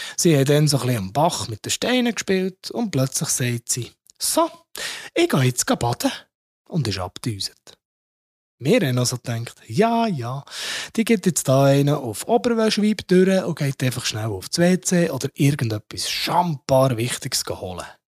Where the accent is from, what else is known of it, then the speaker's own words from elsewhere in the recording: Switzerland; bei uns in der Schweiz